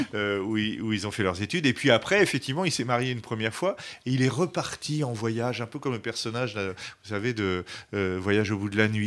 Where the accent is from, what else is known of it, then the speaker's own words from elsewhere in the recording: Le Havre, Normandy, France; also born or lived in Vosges; now in Paris, France; j'ai grandi euh, au Havre, en Normandie